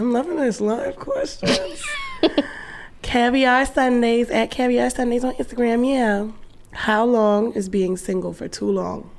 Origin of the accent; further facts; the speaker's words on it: New York City, New York, United States; I'm saying from Brooklyn